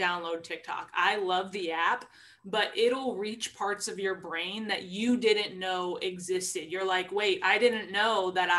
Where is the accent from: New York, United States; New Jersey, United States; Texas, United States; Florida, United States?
Texas, United States; Colleyville; I am also from Texas, from Colleyville